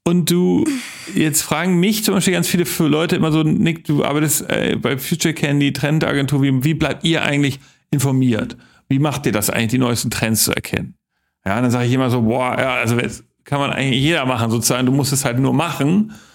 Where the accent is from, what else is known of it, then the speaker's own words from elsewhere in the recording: West Hamburg, Germany; ich komme aus West-Hamburg